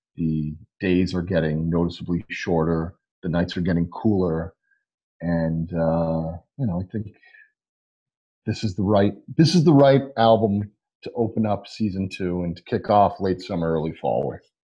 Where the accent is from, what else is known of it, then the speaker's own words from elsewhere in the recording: Northeast, United States; Northeast living where we grew up